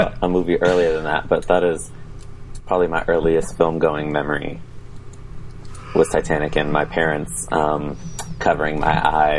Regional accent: San Francisco Bay Area, California, United States; moved away; I'm originally from the Bay Area.

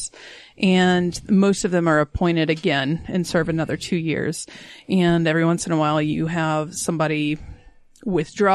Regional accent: Alabama, United States; now in Utah, United States; I'm originally from Alabama

